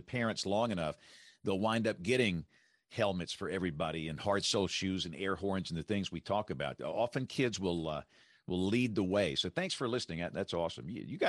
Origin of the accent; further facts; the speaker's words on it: Greenville, Alabama, United States; I'm from Greenville, which is a little town in rural South Alabama.